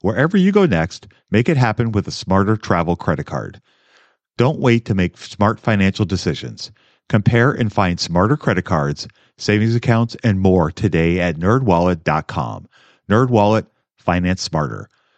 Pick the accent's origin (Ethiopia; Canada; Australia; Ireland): Canada; I am Canadian in early 60s, have my DB pension, my own RRSP, which max out every year